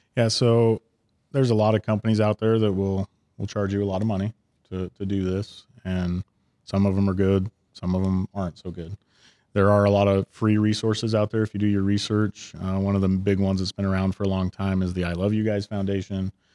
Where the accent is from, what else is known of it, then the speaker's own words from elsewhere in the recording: Ogden, Utah, United States; also born or lived in Salt Lake City, Utah; I grew up in Ogden and then had come down to Salt Lake